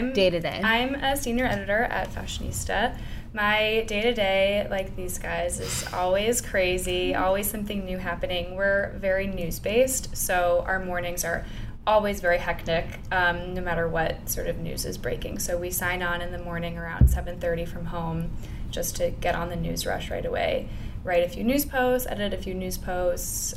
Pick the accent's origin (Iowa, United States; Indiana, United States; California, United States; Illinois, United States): Illinois, United States; outside of Chicago; moved away as an adult; now in New York, United States; I grew up like outside outside of Chicago. I went to school there. It's very Midwest.